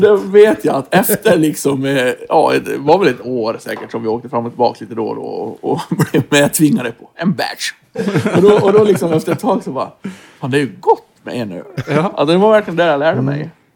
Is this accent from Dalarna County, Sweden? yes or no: yes; Floda, Björbo, Dalarna County, Sweden; moved away; also born or lived in Stockholm; Vi var ju från Norra Floda, Björborg